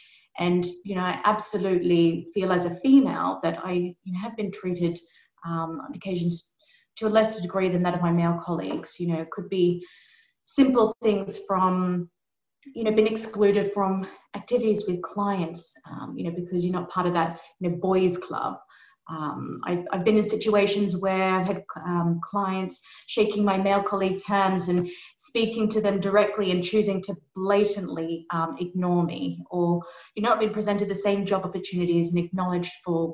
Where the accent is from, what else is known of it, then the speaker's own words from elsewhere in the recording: Australia; I'm not English. I'm actually from Australia. So g'day, everyone.